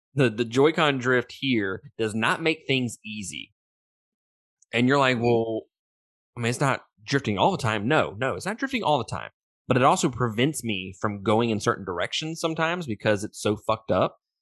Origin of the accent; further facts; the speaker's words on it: Mississippi, United States; I'm from Mississippi